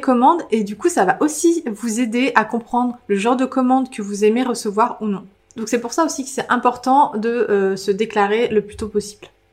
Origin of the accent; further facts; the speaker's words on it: Île d'Oléron, Nouvelle-Aquitaine, France; moved away; je viens de l'île de Léron, donc je peux vous dire que j'étais entourée de gens très pragmatiques pendant toute ma jeunesse